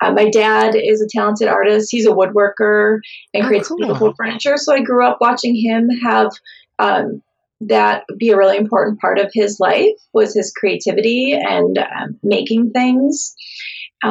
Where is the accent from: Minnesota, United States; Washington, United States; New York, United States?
Minnesota, United States; southeastern; also born or lived in Mount Pleasant, Michigan / St. Paul, Minnesota; So I grew up in southeastern Minnesota, and I still live in Minnesota. I live in St. Paul, Minnesota.